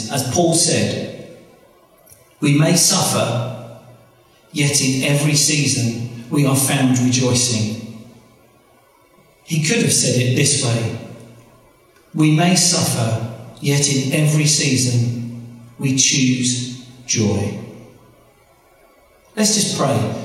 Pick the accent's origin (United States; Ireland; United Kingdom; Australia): United Kingdom; I'm British, it says British on my passport.